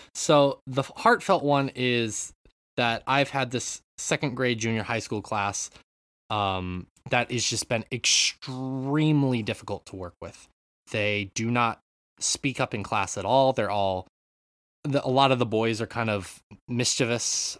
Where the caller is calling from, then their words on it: Japan; I'm calling in from Japan